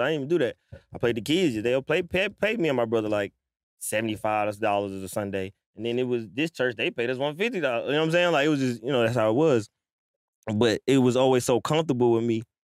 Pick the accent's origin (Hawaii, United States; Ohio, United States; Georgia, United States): Georgia, United States; Atlanta; also born or lived in New York / Stone Mountain / Lithonia / Harlem; I was born in New York. I was raised in Atlanta, though. I'm still, like, Stone Mountain, Latonia